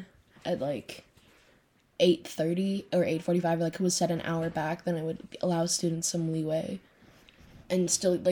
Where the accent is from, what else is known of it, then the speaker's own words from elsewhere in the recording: Stillwater, Minnesota, United States; also born or lived in Woodbury, Minnesota; Born and raised in Stillwater, Minnesota